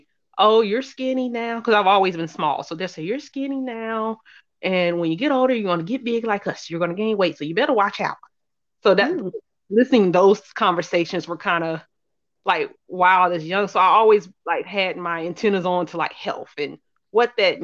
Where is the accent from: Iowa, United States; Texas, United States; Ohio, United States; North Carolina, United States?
North Carolina, United States; Charlotte; I'm born and raised in Charlotte, North Carolina. I currently live here